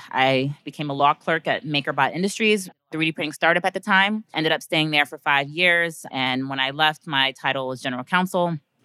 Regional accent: New York City, New York, United States; I'm from Brooklyn, New York, as Kevin mentioned. Grew up in Park Slope

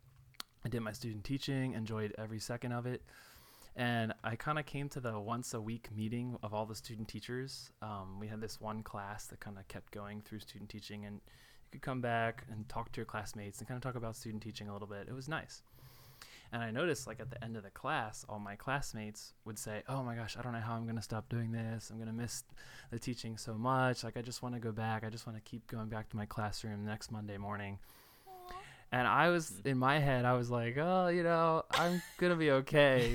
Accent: outside of Baltimore, Maryland, United States; moved away as an adult; now in Denton, United States; I'm from Maryland, that I grew up outside of Baltimore

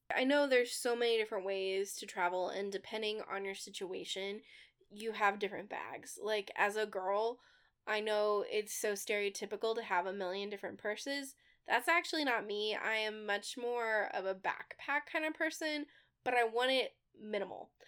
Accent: Midwest, United States; We're from the Midwest

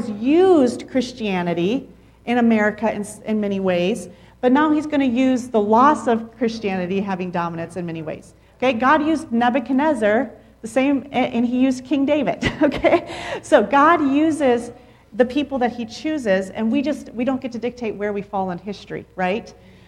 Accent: Mexico; I mean, growing up in Mexico, all Mexicans together.

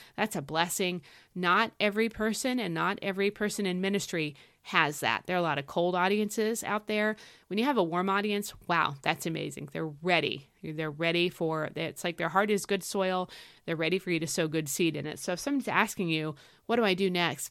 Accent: United States; as westernized American Christians

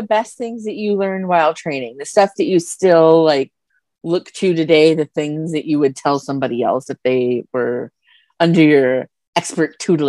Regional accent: South Dakota, United States; I'm from middle of nowhere. I raised in like middle of nowhere, South Dakota. I'm old. I grew up on 90s country. I grew up on

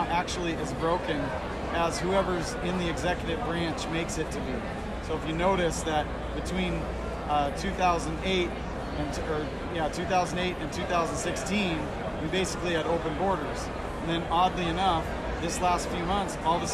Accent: Eastern Washington, United States; I'm coming from Washington State, not to be confused with the other Washington. And I'm from Eastern Washington

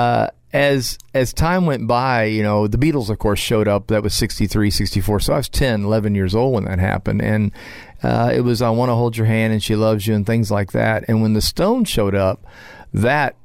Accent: Florida, United States; also born or lived in Williamsburg, Virginia; my dad's from New Jersey, mother was from Virginia, and I was born in Williamsburg. We moved to Florida when I was about 5

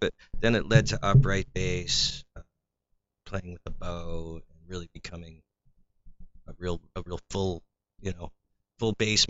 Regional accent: Saratoga Springs, New York, United States; also born or lived in Queens, New York; where I met Dan in my high school years, in Saratoga, New York, and I was born in Queens

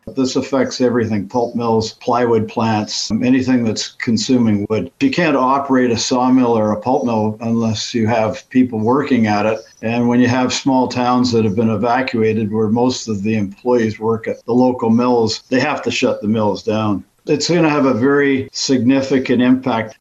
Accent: United States; we Americans

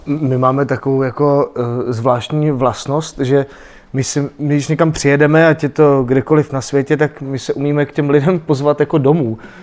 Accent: Aš, Karlovy Vary Region, Czechia; i když teda jsem z Aše a, a tu Němčinu, e, musel jsem se koukat na ty dětské programy v Němčině

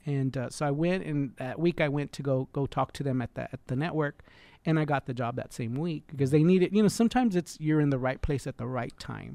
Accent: Freeport, Texas, United States; also born or lived in Houston, Texas / Dallas, Texas / California; And then in seventy-three, we moved to Freeport, Texas

